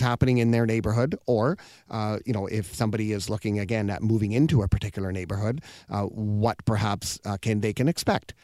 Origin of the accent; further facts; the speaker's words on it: British Columbia, Canada; I'm born here, so I'm, I'm Canadian